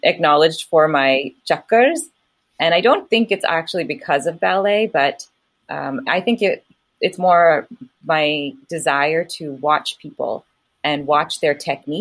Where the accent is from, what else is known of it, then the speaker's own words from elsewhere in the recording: United States; also born or lived in California; an Indian brought up in America